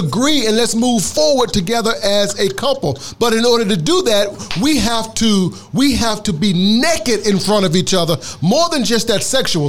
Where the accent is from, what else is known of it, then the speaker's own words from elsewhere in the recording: Mississippi, United States; I'm from Mississippi